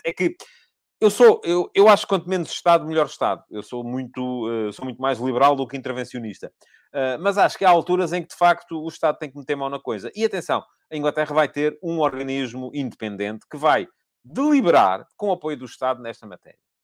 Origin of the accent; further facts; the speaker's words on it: Coruche, Santarém District, Portugal; Eu nasci em Coruche, no, no distrito de Santarém, e uh, no, no, quando eu era miúdo, em Coruche